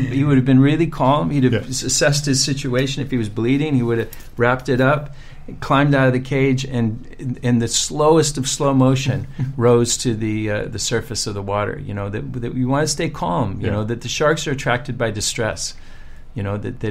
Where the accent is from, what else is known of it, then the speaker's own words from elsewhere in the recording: Utah, United States; I grew up in Utah.